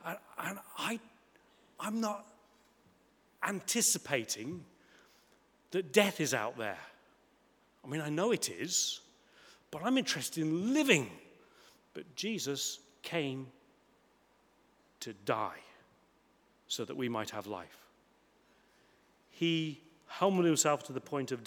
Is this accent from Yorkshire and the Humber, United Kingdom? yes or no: no; Coventry, West Midlands, United Kingdom; moved away as an adult; also born or lived in United States / France; I grew up in Coventry, in the Midlands